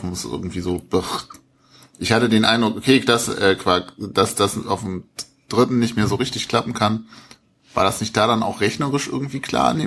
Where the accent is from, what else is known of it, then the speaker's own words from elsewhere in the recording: Nordhausen, Thuringia, Germany; So, ich komme aus Nordhausen, da wo der Doppelkorn herkommt